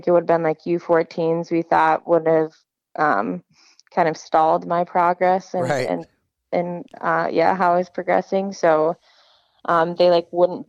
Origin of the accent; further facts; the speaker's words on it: Wayzata, Minnesota, United States; I grew up in Wayzata youth hockey